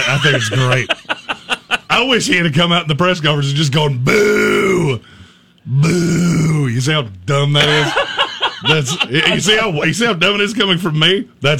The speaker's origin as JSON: {"language": "English", "region": "New York", "country": "United States", "said": "Look, I am literally a New Yorker with a far different accent. That is... I have a very New York state of mind."}